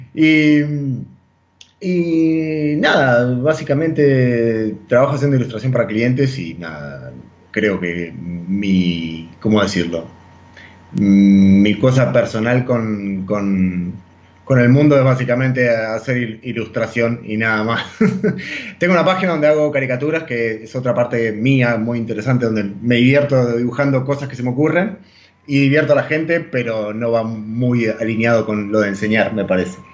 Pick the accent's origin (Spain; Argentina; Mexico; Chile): Argentina; moved away as an adult; nosotros como latinoamericanos, como argentinos, estamos muy acostumbrados a comer carne de vaca